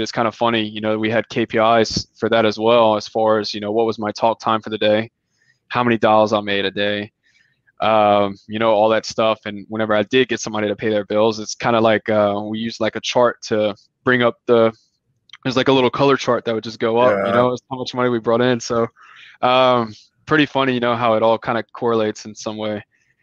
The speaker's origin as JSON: {"language": "English", "region": "South Louisiana", "country": "United States", "moved": "as an adult", "lives_now": "Houston, United States", "said": "I'm from South Louisiana"}